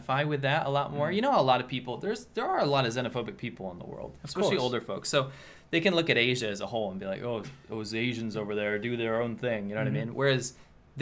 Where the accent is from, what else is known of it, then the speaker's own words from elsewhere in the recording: Georgia, United States; moved away; I'm from Georgia